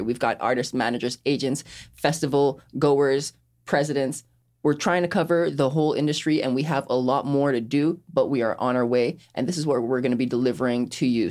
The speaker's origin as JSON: {"language": "English", "country": "Sint Maarten", "tie": "born or raised there", "moved": "yes", "said": "I was born and raised on Saint Martin"}